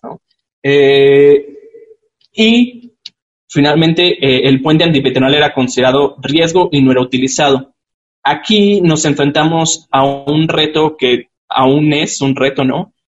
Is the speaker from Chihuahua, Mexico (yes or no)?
yes; Chihuahua, Mexico; en Chihuahua, de donde soy yo